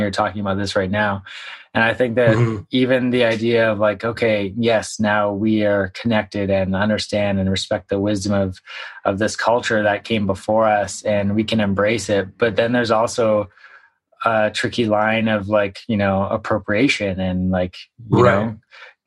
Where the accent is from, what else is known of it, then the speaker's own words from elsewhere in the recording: Victoria, British Columbia, Canada; also born or lived in Vancouver; I grew up in Victoria